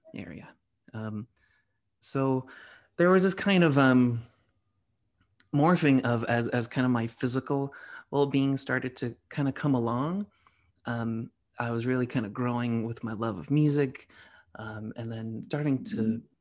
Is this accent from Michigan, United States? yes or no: no; Medford, Massachusetts, United States; also born or lived in Somerville; I'm from the Boston area. I was raised okay. in Medford.